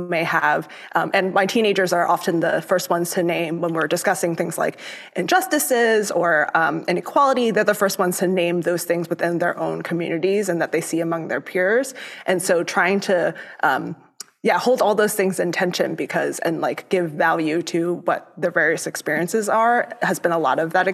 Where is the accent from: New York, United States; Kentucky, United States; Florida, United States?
Florida, United States; first language Cantonese; English is a second language; also born or lived in Hong Kong; my family moved when I was quite young to the U.S. I grew up in Florida